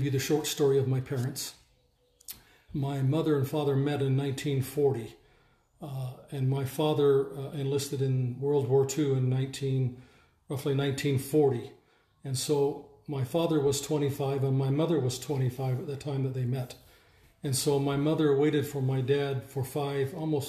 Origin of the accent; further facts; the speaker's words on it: Salt Lake County, Utah, United States; now in Caldwell, United States; I grew up just outside of Salt Lake City. It's actually called Salt Lake County, in between Holiday and Murray